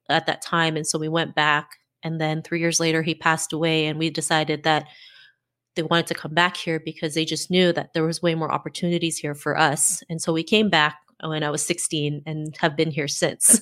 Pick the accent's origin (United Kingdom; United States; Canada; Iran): Canada; also born or lived in Philippines; I was born in the Philippines and my parents moved to Canada when I was seven.